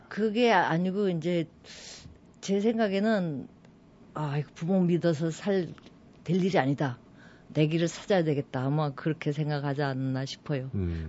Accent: Seoul, South Korea; moved away as an adult; also born or lived in Goseong County, South Gyeongsang; 서울서 이제 쭉 살았었거든요. 제가 서울에. 원래 네. 서울 토백이

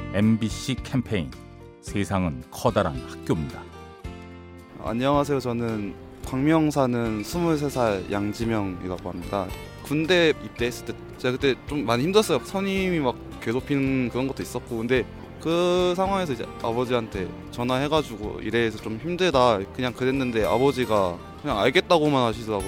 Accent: China; Korean is a second language; moved away as an adult; now in Seoul, South Korea; 저는 사실 중국 사람이에요. 한국에서 산 지 한 6년 됐어요.

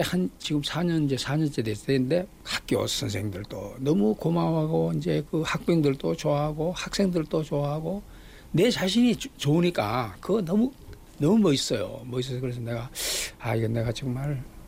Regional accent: Ulsan, South Korea; now in Seoul, South Korea; 제 고향 울산에서 이제 우리가 자랄 때는

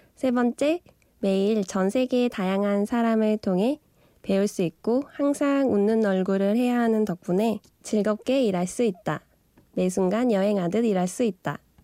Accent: South Korea; moved away as an adult; also born or lived in Middle East; 내가 한국인인가가 음시름스러울 때가 있다. 한국을 오랫동안 떨어져 있다 보니

